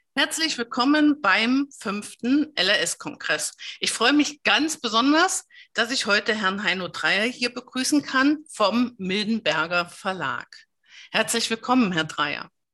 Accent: GDR, East Germany, Germany; ich bin in der DDR groß geworden

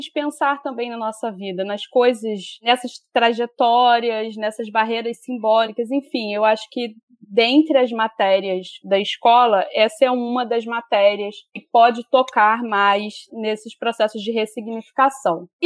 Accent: Rio de Janeiro, Brazil; Eu sou nascida e criada na Baixada Fluminense e eu estudei na FAITEC da Baixada Fluminense.

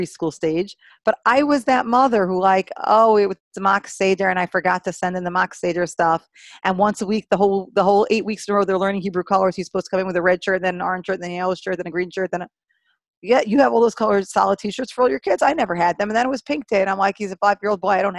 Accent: New York City, New York, United States; when I was a kid growing up in Brooklyn

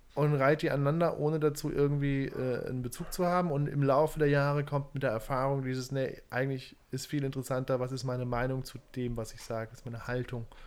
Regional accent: Saarbrücken, Saarland, Germany; Zerbrücken, wo ich herkomme

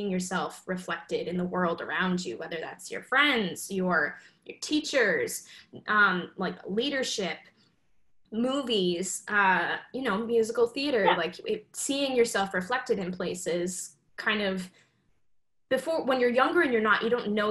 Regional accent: Salt Lake City, Utah, United States; I grew up in Salt Lake City, Utah

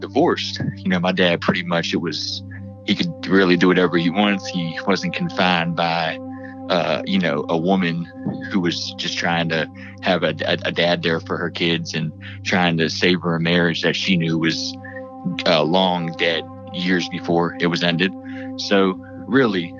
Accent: Pittsburgh, Pennsylvania, United States; I'm from Pittsburgh, PA

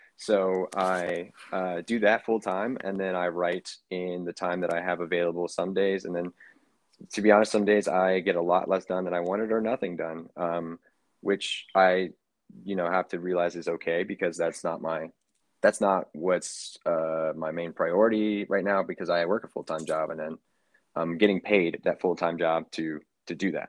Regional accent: Kentucky, United States; now in New York City, United States; I am originally from Kentucky, but now residing in New York City.

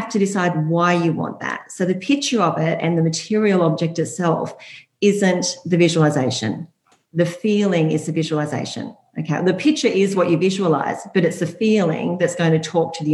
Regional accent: Byron Bay, New South Wales, Australia; also born or lived in Hunter Valley; I grew up in Byron Bay

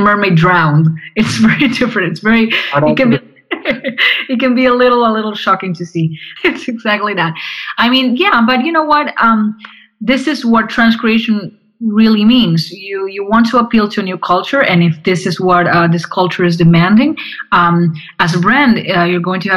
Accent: Argentina; I'm from Argentina

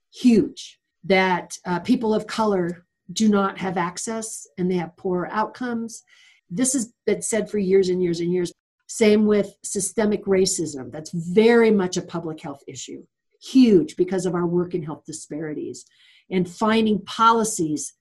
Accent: California, United States; moved away as an adult; also born or lived in Los Angeles; now in Reno, United States; I was born here in Reno, but I was not raised here. We lived in California

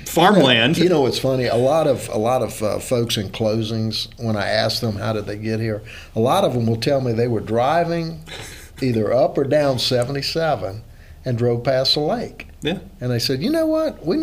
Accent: Louisiana, United States; I, I you know, I came from Louisiana, but I am a North Carolinian now. There's no question about it. But I still got some of that Cajun blood in me.

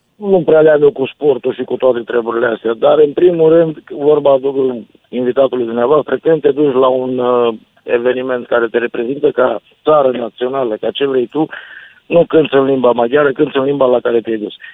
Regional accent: Romania; Suntem români. Nu suntem nici maghiari, nici nemți

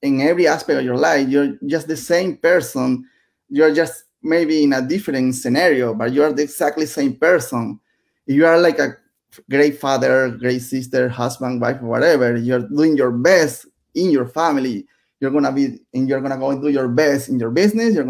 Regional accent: Venezuela; English is a second language; moved away as an adult; also born or lived in Nicaragua; now in United States

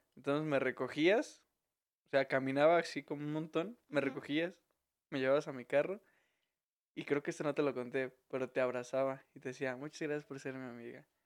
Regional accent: Veracruz, Mexico; moved away; also born or lived in Zamora; soy de Veracruz

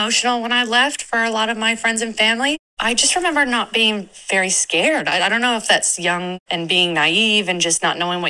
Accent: Kansas City, Missouri, United States; moved away as an adult; now in Exmouth, Australia; I'm originally from Kansas City, Missouri, which is in the United States. And I now live in Exmouth, Western Australia

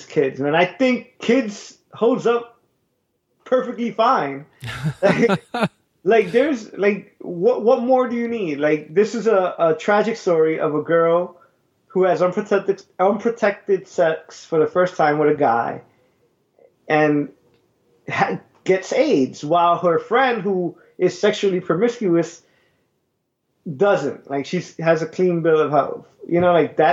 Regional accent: New York City, New York, United States; growing up in Brooklyn, Bushwick

